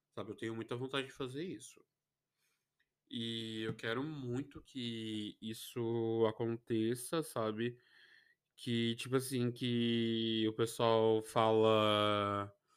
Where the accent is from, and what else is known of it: Brazil